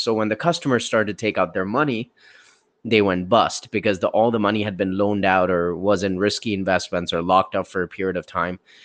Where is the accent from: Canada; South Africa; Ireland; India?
India; moved away; all the way from my home country, India